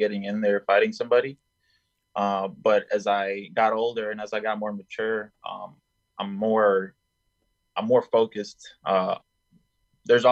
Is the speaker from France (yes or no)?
no; Colombia; now in United States; I was born in Colombia at first